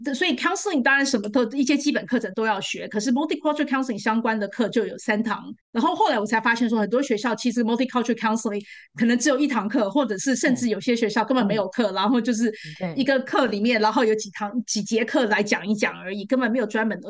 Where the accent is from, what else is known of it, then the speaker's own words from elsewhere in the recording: Taipei, Taiwan; now in New Jersey, United States; 我在台湾长大